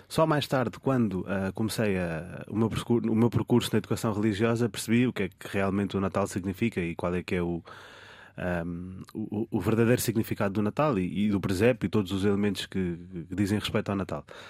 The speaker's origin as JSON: {"language": "Portuguese", "country": "Portugal", "tie": "born or raised there", "said": "como português que já cá nasci e cresci também"}